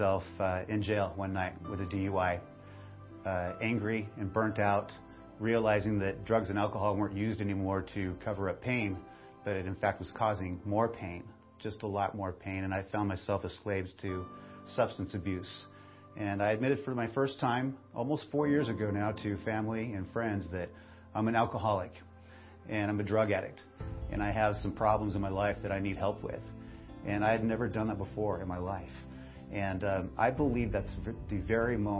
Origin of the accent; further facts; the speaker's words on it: Bakersfield, California, United States; I was born and raised right here in Bakersfield, in this church, Bakersfield First Assembly.